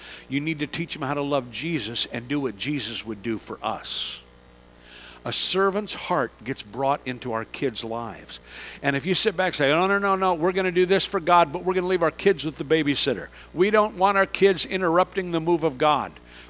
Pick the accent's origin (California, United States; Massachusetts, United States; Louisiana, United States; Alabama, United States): California, United States; San Francisco; I grew up in this area. I grew up in that area. I grew up in San Francisco.